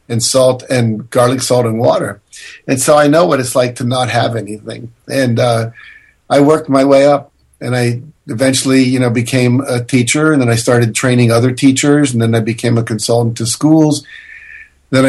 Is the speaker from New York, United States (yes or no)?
no; West Virginia, United States; I grew up in West Virginia, which was the 48th worst state of education in America